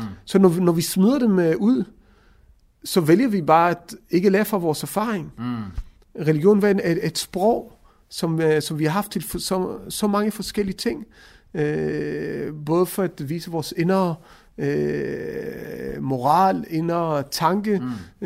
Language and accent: Danish; Israel; now in Denmark; jeg er også et etnisk dansk, selvom jeg er opvokset i Israel, men begge mine forældre er etnisk danskere